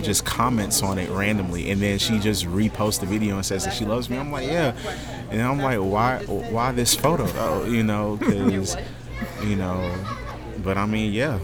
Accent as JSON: {"language": "English", "town": "Augusta", "region": "Georgia", "country": "United States", "tie": "born or raised there", "also_born_or_lived": "Germany", "said": "I grew up here in Augusta. I was born in, I was actually born in Germany"}